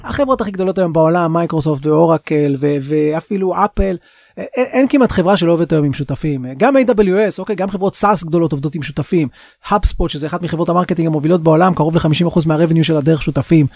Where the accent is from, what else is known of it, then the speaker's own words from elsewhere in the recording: Israel; אנחנו כישראלים